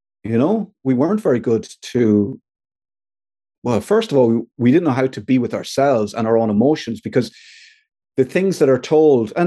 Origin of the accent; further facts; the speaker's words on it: Ireland; we as Irish men